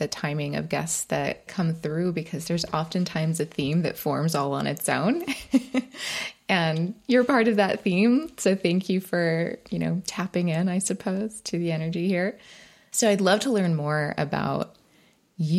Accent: California, United States; I'm in California in Los Angeles, and the parts that I grew up in were very deserty as well

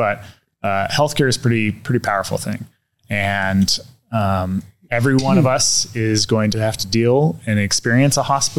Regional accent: Reno, Nevada, United States; also born or lived in Sacramento; I was born and raised here in Reno, lived here the majority of my life, moved away about 15 years ago for grad school, worked my way down to Sacramento

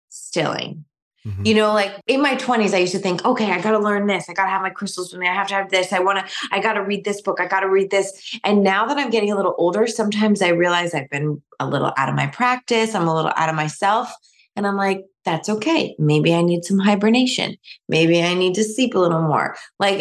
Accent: New York, United States; now in Michigan, United States; I'm from New York, a lot of my family still lives in New York

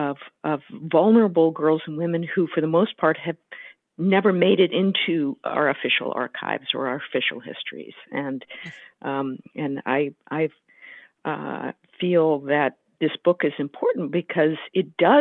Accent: the Bay Area, California, United States; I come from California and was born in the Bay Area

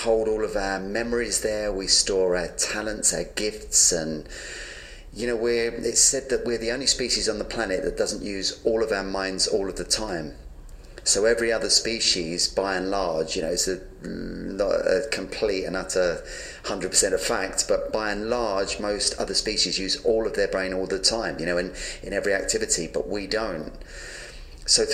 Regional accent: London, United Kingdom; I was born in London and, you know, I had a very dysfunctional childhood. I grew up in a very violent, messed up home

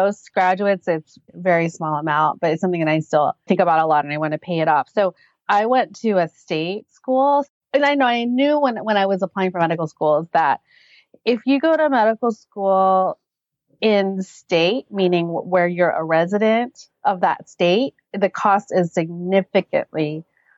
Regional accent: West Virginia, United States; moved away as an adult; now in Southern California, United States; I'm actually not from California. I'm from back east. So I grew up in West Virginia and I came out here for education and professional reasons.

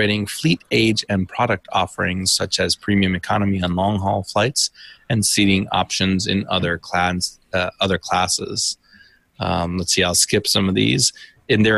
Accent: United States; also born or lived in United Kingdom; being an American living in the UK

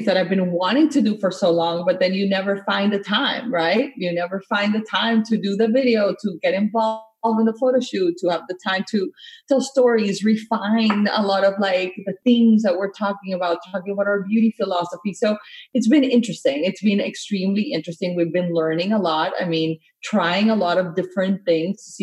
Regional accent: Colombia; also born or lived in Miami; now in United States; I grew up in Latin America and in Colombia

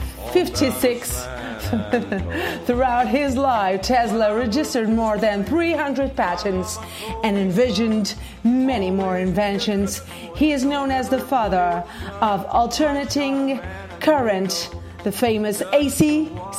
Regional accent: Portugal; I'm Portuguese

